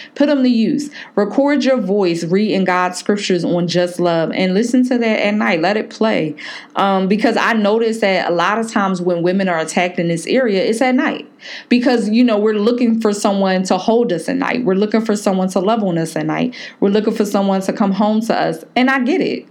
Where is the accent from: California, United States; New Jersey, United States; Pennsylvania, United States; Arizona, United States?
Pennsylvania, United States; Philadelphia; moved away; My girl Jazz up in Philly, um, you know, from my hometown